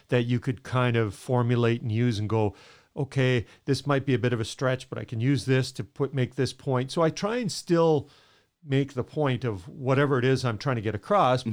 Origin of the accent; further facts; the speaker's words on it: Edmonton, Alberta, Canada; I grew up in Edmonton